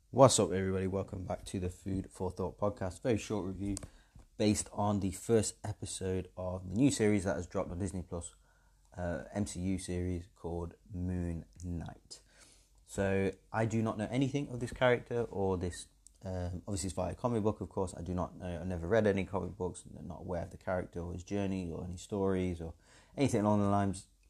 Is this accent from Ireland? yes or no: no; England, United Kingdom; being English